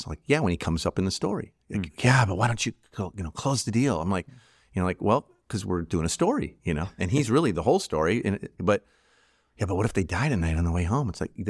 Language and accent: English; Chicago, Illinois, United States; I'm from Chicago originally, or whatever, you know, pick a team, right?